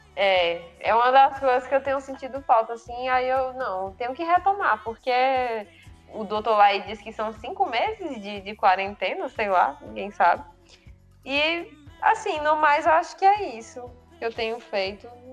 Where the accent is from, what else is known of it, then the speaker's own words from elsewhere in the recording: Floriano, Piauí, Brazil; moved away; eu tava em casa lá na minha cidade, em Floriano